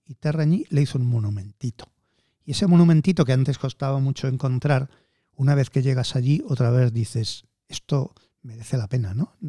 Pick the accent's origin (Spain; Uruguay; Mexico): Spain; Madrid, Community of Madrid; no soy nacionalista madrileño, pero es que nací en Madrid.